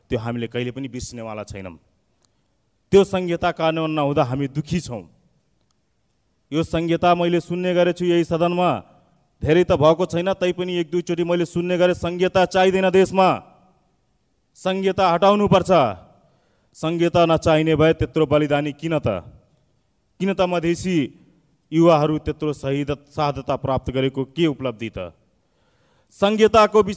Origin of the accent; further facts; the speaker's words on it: Marchawar, Lumbini Province, Nepal; मर्चवार क्षेत्रबाट म जन्मेको हुनाले